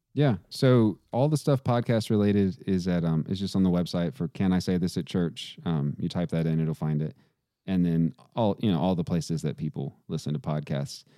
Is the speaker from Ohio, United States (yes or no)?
no; Texas, United States; I grew up playing football in Texas